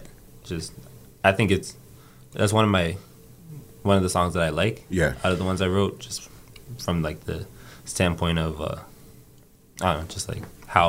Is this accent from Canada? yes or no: yes; Toronto, Ontario, Canada; just being from Scarborough